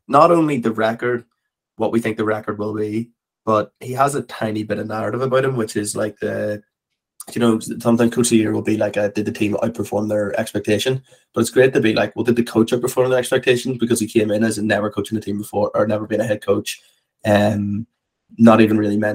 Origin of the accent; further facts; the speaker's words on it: Ireland; we're Irish